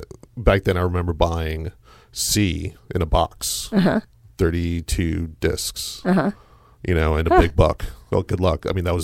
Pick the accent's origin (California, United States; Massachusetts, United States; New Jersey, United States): New Jersey, United States; moved away as an adult; now in Louisville, United States; I'm from Jersey.